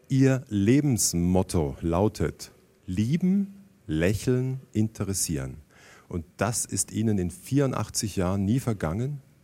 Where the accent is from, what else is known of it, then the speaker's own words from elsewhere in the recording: Germany; Jetzt bin ich Deutscher, Jahrgang 61